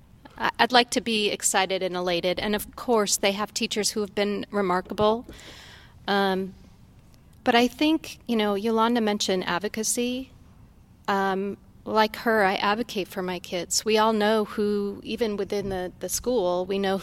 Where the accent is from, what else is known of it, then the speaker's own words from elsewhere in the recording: Seattle, Washington, United States; also born or lived in Columbia City, Seattle; I grew up in Ballard, and in the 70s, my parents signed up for voluntary busing